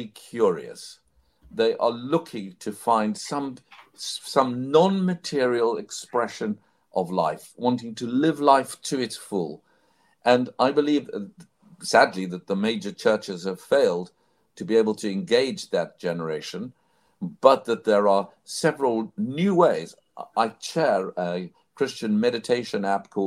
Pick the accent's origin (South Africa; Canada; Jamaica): South Africa; I grew up in South Africa, in apartheid South Africa.